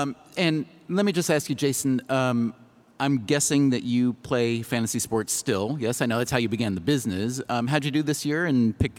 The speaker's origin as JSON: {"language": "English", "region": "New York", "country": "United States", "said": "I am from New York"}